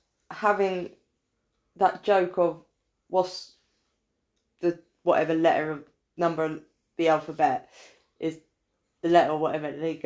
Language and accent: English; England, United Kingdom; I'm English. Raised on tea.